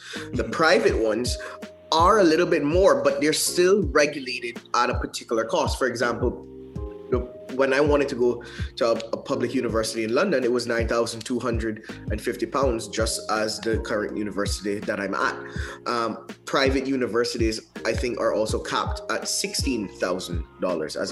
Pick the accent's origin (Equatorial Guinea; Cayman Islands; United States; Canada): Cayman Islands; moved away as an adult; now in England, United Kingdom; Growing up in Northward was great.